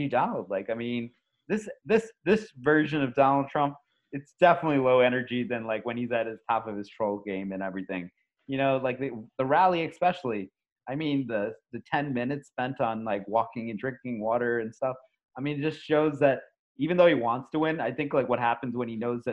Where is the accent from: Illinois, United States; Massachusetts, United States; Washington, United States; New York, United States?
New York, United States; I know we're from New York